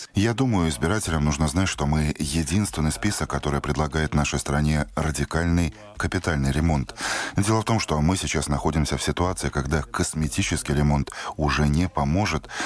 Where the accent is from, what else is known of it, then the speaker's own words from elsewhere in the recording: Latvia; я латыш. Я всю жизнь прожил в Латвии